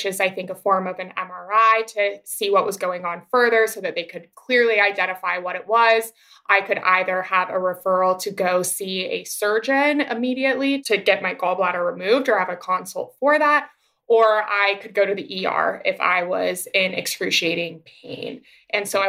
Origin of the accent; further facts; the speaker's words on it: Boise, Idaho, United States; moved away as an adult; also born or lived in Queens, New York; now in New York, United States; I am originally born and raised in Boise, Idaho. I now live in Queens, New York